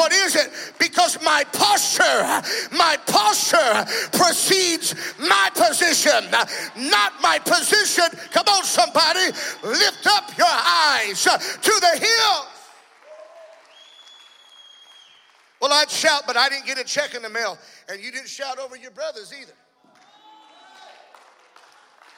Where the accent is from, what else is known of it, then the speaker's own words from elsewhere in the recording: South Louisiana, United States; I'm from South Louisiana